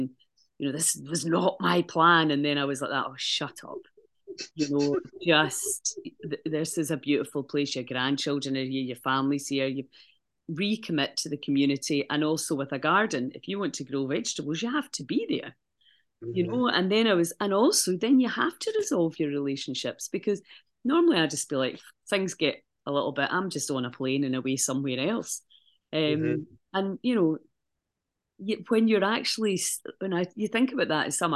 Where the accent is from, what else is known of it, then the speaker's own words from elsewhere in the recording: Scotland, United Kingdom; now in Malta; I came back from Malta to Scotland for a holiday